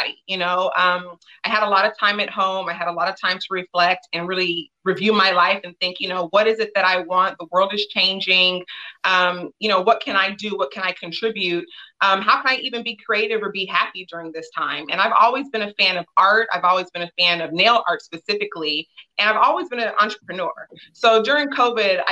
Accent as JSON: {"language": "English", "town": "Los Angeles", "region": "California", "country": "United States", "tie": "born or raised there", "said": "I am from Los Angeles, California, born and raised in Windsor Hills"}